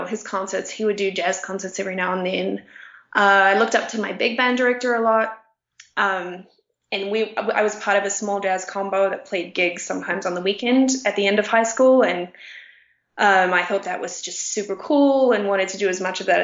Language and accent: English; New Zealand; moved away as an adult; also born or lived in Brooklyn, United States / Connecticut, United States; now in Mexico; I ended up moving back to my hometown for the summer, playing the soprano all summer, and then going to the United States